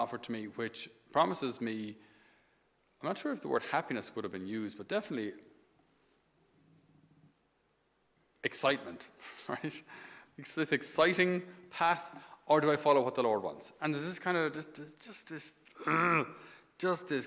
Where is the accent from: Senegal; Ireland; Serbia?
Ireland; Thurles, Munster; I'd come home from the seminary to Thurles, my hometown